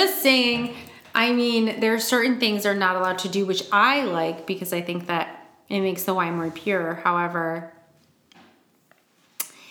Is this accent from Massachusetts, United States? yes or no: no; Michigan, United States; I'm from Michigan.